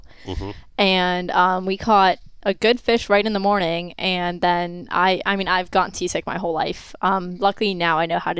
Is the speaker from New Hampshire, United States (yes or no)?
no; Pompano Beach, Florida, United States; growing up in Pompano, like, it's not just about like that we've grown up fishing.